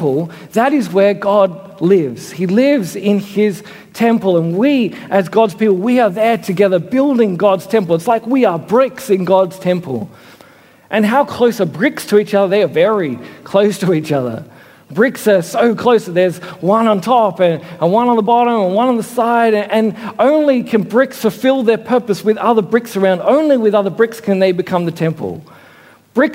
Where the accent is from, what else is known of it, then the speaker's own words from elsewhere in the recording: Australia; also born or lived in Sydney; I'm Australian, we're Australians together